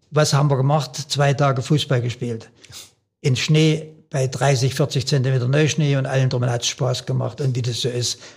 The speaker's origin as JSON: {"language": "German", "town": "Lauter", "region": "Saxony", "country": "Germany", "tie": "born there", "said": "Bei uns am, in Lauter, wo ich geboren bin, war ein kleiner, ein kleiner Weg, der etwas steiler war"}